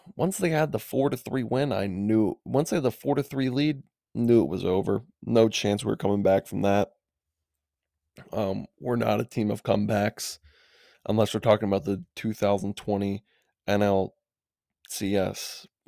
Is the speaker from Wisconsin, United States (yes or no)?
yes; Madison, Wisconsin, United States; I'm from Madison, Wisconsin, but the Milwaukee Brewers were my childhood team